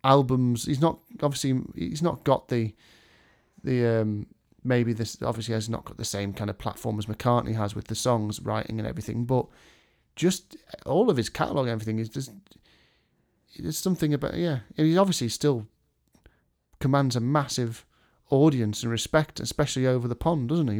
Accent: England, United Kingdom; as U K people, English people, as English people

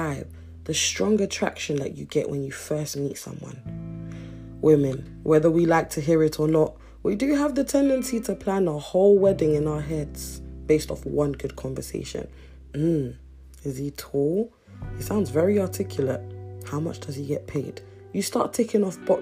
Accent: Nigeria; I'm Nigerian, and where I come from, love is easily felt and said

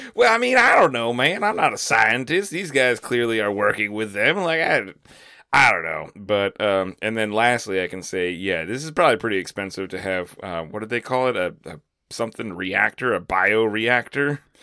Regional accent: Florida, United States; now in Lakeland, Florida, United States; moving to a new town in my, my home state

